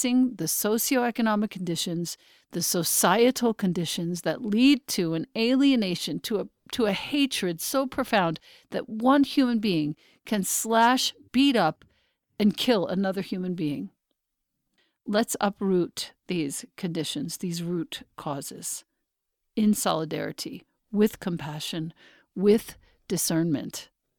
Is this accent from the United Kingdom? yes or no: no; Philippines; Oh, no, but I'm Filipino. Please get your racism right.